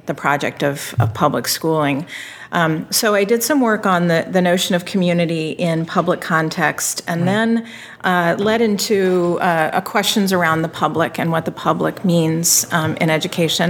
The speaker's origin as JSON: {"language": "English", "region": "Virginia", "country": "United States", "tie": "born or raised there", "said": "I grew up in Virginia, and I entered schooling about the time schools were reluctantly desegregating in the state"}